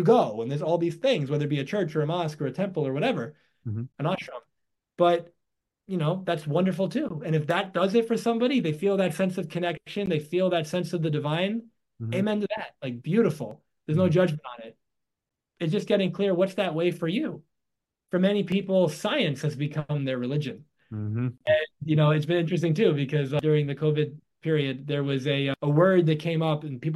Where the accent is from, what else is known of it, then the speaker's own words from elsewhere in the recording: New York, United States; I was born in New York in the United States